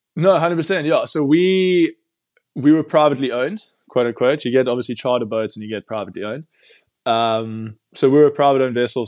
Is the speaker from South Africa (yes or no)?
yes; Cape Town, Western Cape, South Africa; I'm from Cape Town originally